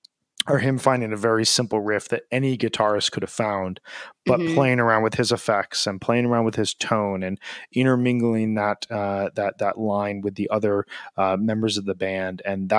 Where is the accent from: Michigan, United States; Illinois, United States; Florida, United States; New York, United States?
Illinois, United States; Chicago; As a Chicagoan who loves having his hot dog dragged through the garden, there is nothing like a Dirty Water Dog.